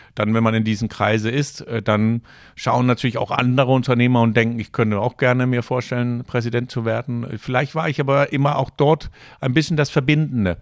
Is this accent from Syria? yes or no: no; Copenhagen, Capital Region of Denmark, Denmark; German is a second language; moved away as an adult; also born or lived in Danish North Sea coast / Rostock, Germany; now in Germany; als junger Mensch äh, haben meine Eltern entschieden, wir ziehen ja. von Kopenhagen an der Nordsee.